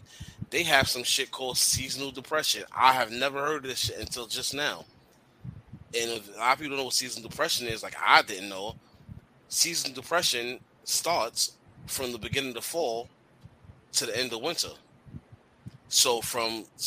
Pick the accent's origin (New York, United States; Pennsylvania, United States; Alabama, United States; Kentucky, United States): New York, United States; I've been in New York all my life